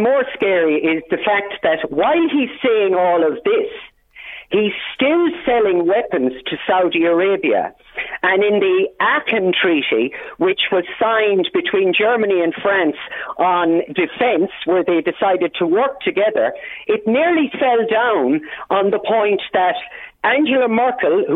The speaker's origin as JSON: {"language": "English", "country": "Ireland", "said": "I am Irish"}